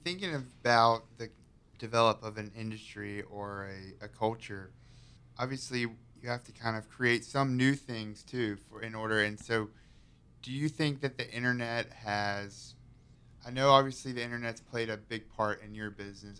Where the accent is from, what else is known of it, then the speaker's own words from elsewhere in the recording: High Point, North Carolina, United States; I'm born and raised in High Point